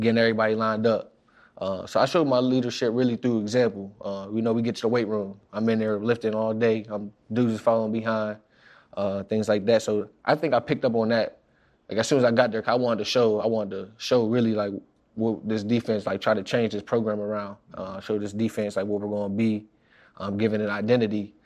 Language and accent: English; Pittsburgh, Pennsylvania, United States; moved away as an adult; now in New York, United States; I'm from Pittsburgh, where it ain't You know, there ain't nothing really